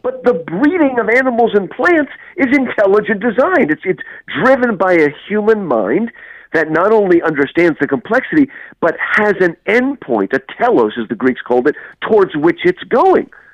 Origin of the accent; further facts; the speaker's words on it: United States; now in Houston, United States; I grew up in New Jersey, New York